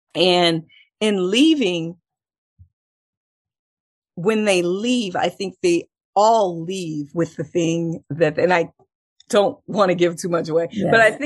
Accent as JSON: {"language": "English", "region": "Texas", "country": "United States", "said": "I'm from Texas"}